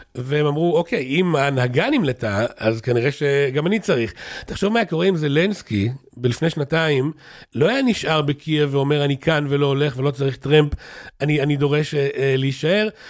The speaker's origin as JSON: {"language": "Hebrew", "town": "Kfar Saba", "region": "Central District", "country": "Israel", "said": "אני מכפר סבא"}